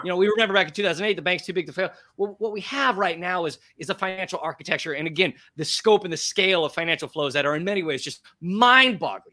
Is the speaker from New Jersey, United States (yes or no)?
no; Portland, Oregon, United States; moved away as an adult; also born or lived in Texas; now in New York City, United States; a proud American, born and raised in Portland, Oregon